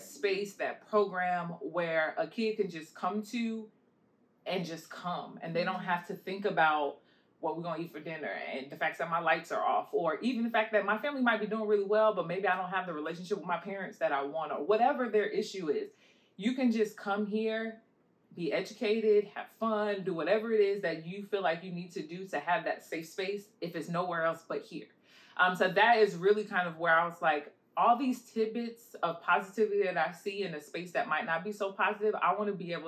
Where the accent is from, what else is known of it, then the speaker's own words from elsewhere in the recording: New York City, New York, United States; moved away; I'm originally from Queens, New York, far away. So we had this place called The Center growing up